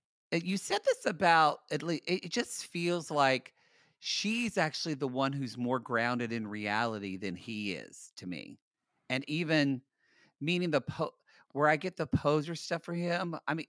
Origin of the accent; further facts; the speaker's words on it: Los Angeles, California, United States; we are from Los Angeles. We've lived here for 20 years, 19 for you.